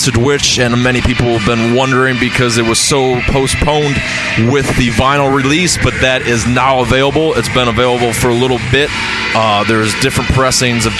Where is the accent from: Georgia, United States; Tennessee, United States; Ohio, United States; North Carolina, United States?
Ohio, United States; I'm from Ohio